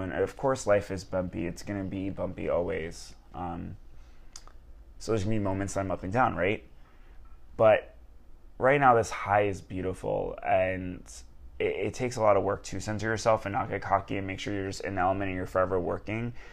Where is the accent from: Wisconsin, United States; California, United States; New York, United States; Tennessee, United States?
New York, United States; Long Island; moved away as an adult; now in Los Angeles, United States; We're from Long Island